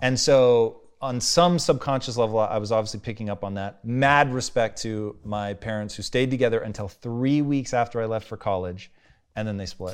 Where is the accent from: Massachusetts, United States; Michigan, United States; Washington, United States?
Washington, United States; Tacoma; growing up in Tacoma, dude, it was white people twenty-four